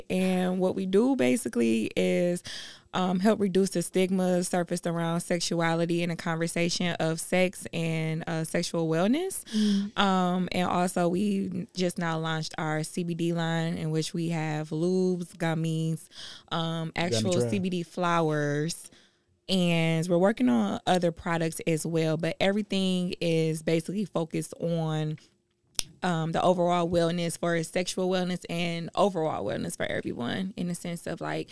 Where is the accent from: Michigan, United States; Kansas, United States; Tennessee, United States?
Michigan, United States; Detroit; I'm 29 from Detroit